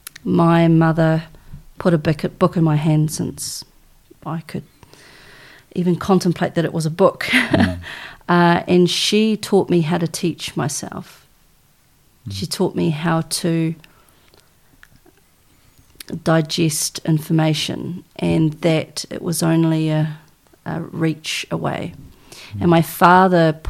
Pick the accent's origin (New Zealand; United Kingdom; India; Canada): New Zealand; Tokoroa, Waikato; also born or lived in Waihi; I was born in Waihi and I was raised in a little town called Tokoroa